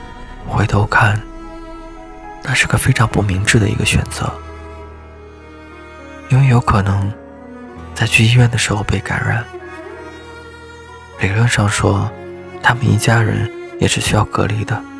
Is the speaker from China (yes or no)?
yes; Liaoning, China; also born or lived in Beijing; now in Wuhan, China; 我在武汉的江夏区，武汉一直在下雨，最近几天有点冷。我是辽宁人，去年八月份之前一直在北京生活